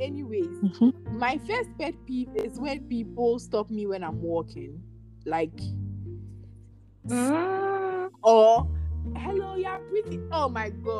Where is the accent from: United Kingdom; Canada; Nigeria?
Nigeria; accent: Nigerian; My Nigerian accent